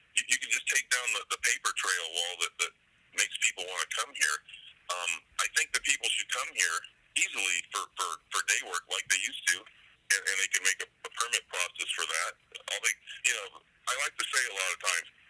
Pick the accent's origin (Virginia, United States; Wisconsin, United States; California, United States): California, United States; San Diego; also born or lived in Kamiah, Idaho; now in Clarkston, United States; I'm originally from San Diego, California area